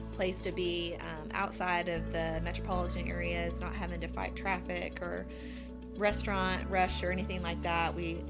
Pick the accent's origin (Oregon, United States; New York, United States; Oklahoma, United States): Oklahoma, United States; Chickasha; I mean, it's my hometown and I love it here, but I'm not thinking of a vacation hotspot here in Chickasha.